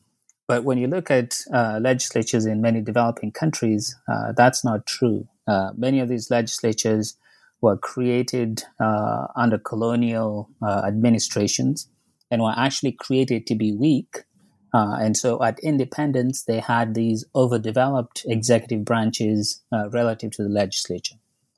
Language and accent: English; Kenya; moved away as an adult; now in United States; I was born and raised in Kenya, came to the U.S. for undergraduate, ended up staying to get my Ph.D.